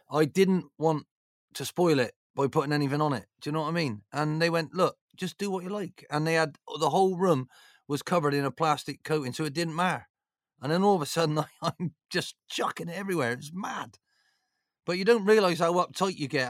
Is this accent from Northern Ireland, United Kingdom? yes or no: no; Bristol, South West England, United Kingdom; being from Bristol